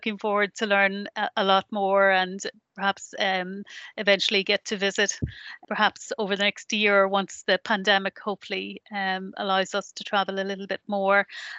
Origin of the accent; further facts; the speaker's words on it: Northern Ireland, United Kingdom; now in Sligo, Ireland; I'm not originally from Sligo, I'm originally from the north of Ireland